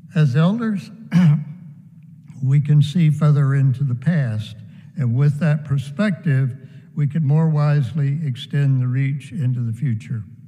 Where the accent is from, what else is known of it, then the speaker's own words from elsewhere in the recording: United States; I am connected to my brothers and sisters in rural America where I grew up